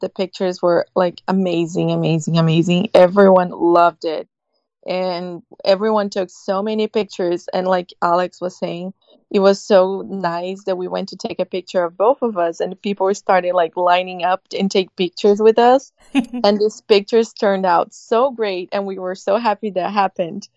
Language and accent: English; Brazil; That's a tradition for us, as well as having like, so traditional weddings in Brazil